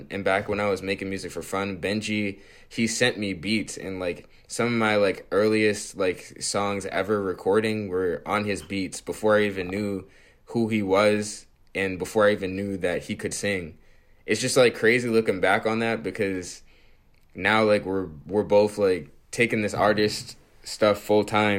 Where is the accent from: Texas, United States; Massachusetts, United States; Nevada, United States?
Massachusetts, United States; Dorchester; also born or lived in Roxbury; I'm from Dorchester.